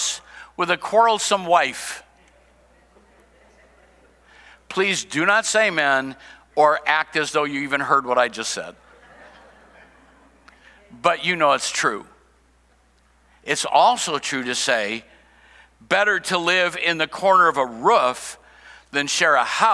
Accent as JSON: {"language": "English", "town": "Cedar Rapids", "region": "Iowa", "country": "United States", "tie": "born or raised there", "said": "I grew up in Iowa, I grew up in Cedar Rapids"}